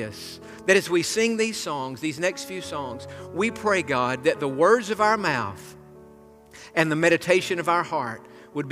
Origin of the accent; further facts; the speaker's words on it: Tennessee, United States; moved away; I grew up in Tennessee